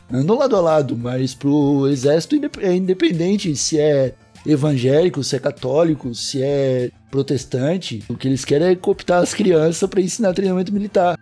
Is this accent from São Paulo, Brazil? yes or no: no; Palhoça, Santa Catarina, Brazil; fui parar num bairro aqui de Palhoça, que foi a região onde eu cresci.